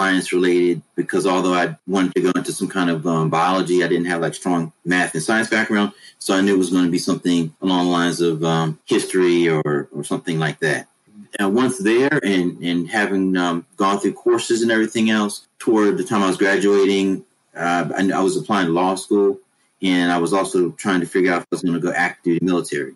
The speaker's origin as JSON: {"language": "English", "town": "Washington", "region": "District of Columbia", "country": "United States", "also_born_or_lived": "New Hampshire", "moved": "as an adult", "said": "I'm originally from Washington, D.C."}